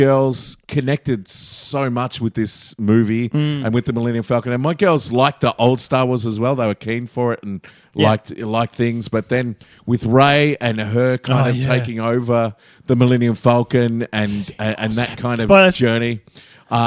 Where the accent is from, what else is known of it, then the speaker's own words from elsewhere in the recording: Melbourne, Victoria, Australia; I'm from Melbourne